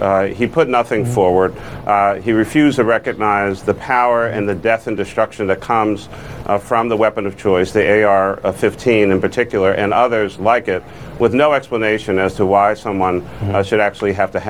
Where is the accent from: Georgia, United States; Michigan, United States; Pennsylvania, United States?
Pennsylvania, United States; Philadelphia; I'm from West Philly.